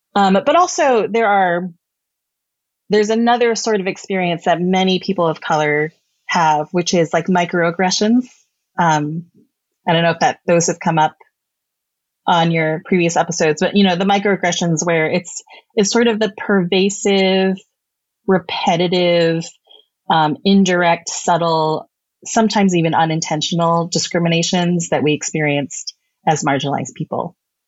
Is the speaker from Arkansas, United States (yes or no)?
no; Texas, United States; born there; go back to where you came from, even though I was born in Texas. I was like, I guess I can go back to Texas.